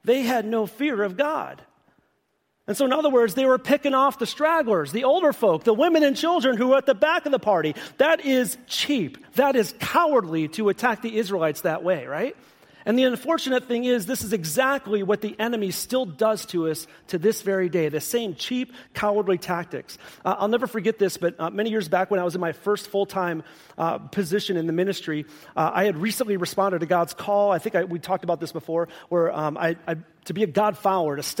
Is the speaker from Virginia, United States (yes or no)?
no; Chicago, Illinois, United States; I'm from Chicago.